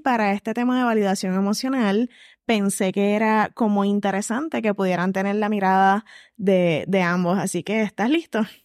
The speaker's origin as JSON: {"language": "Spanish", "country": "Puerto Rico", "said": "como personas puertorriqueñas"}